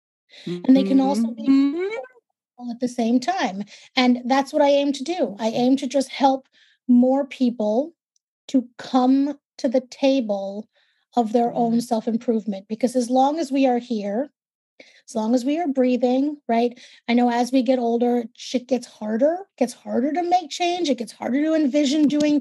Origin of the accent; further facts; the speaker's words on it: New York City, New York, United States; accent: New York; I'm a born and raised native New Yorker, New York, Brooklyn